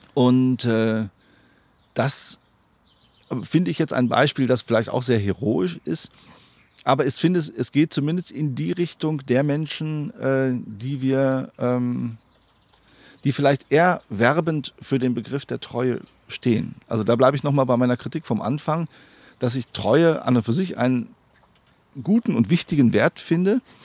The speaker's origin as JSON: {"language": "German", "area": "Sauerland", "region": "North Rhine-Westphalia", "country": "Germany", "tie": "born or raised there", "said": "in meiner Heimat"}